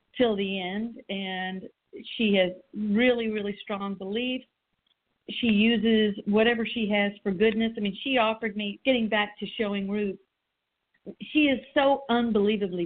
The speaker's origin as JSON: {"language": "English", "town": "Morganfield", "region": "Kentucky", "country": "United States", "tie": "born or raised there", "moved": "yes", "said": "I grew up and born and raised in Morganfield, Kentucky"}